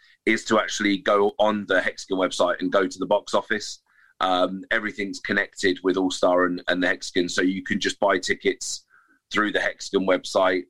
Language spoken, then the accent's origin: English; Reading, South East England, United Kingdom; in my hometown